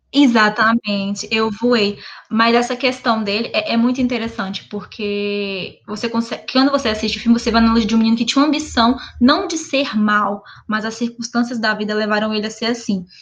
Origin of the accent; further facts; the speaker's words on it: Minas Gerais, Brazil; moved away; also born or lived in Brasília; Nascida e criada em Minas Gerais